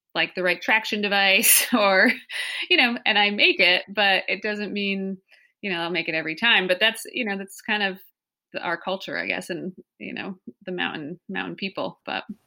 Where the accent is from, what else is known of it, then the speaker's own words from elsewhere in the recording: the Adirondacks, New York, United States; I did grow up here